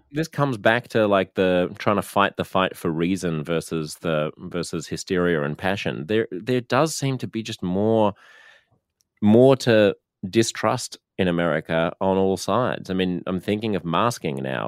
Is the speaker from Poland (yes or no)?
no; Australia; we're a highly urbanized country, so almost all of us live in just a handful of big cities